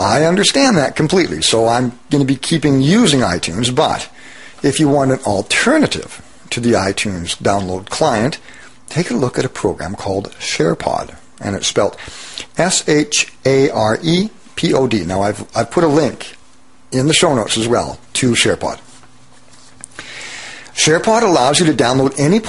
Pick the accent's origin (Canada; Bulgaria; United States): Canada; Abbotsford, British Columbia; my hometown of Abbotsford, British Columbia